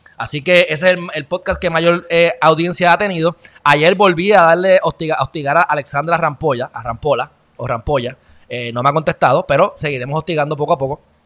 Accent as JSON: {"language": "Spanish", "country": "Puerto Rico", "said": "un gran puertorriqueño"}